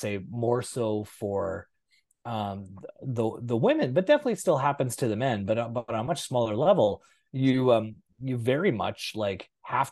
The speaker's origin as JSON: {"language": "English", "region": "Manitoba", "country": "Canada", "also_born_or_lived": "Brandon, Manitoba", "moved": "as an adult", "lives_now": "Vancouver, Canada", "said": "I live in Vancouver, but people forget I'm from Manitoba"}